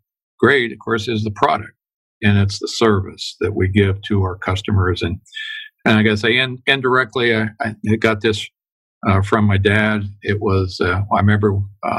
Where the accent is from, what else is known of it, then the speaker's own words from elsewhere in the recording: Chillicothe, Ohio, United States; I grew up in Chillicothe, Ohio, southern Ohio